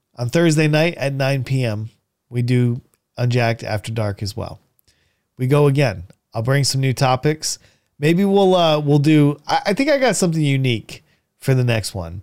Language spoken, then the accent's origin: English; New London, Connecticut, United States; I grew up here in New, eh, you know, in New London, Connecticut.